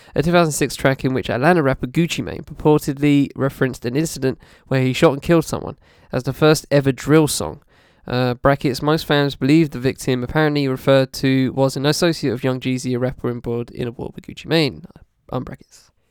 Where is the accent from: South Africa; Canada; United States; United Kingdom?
United Kingdom; as a British person